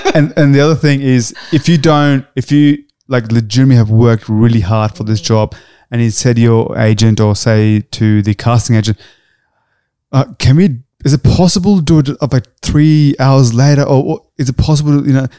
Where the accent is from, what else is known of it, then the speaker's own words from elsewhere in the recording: Australia; we're Australian